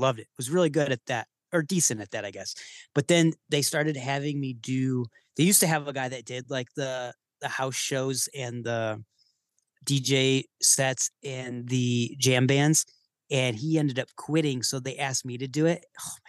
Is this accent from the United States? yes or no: yes; Michigan, United States; moved away as an adult; now in Chicago, United States; I grew up in Michigan.